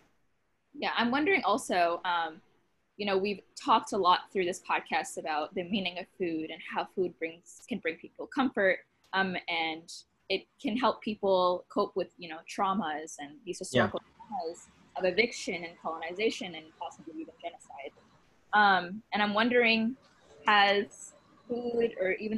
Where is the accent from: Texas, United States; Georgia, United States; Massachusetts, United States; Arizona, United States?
Massachusetts, United States; Boston; growing up in Boston